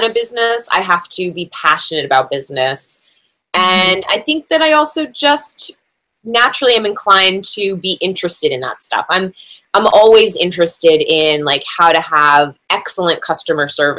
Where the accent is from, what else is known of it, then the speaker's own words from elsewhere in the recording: New Jersey, United States; I'm from New Jersey, so you go to the mall to get a job when you're from New Jersey